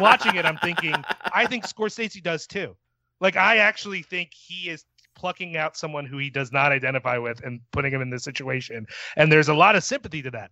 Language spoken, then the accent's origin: English; Philadelphia, Pennsylvania, United States; my hometown of Philadelphia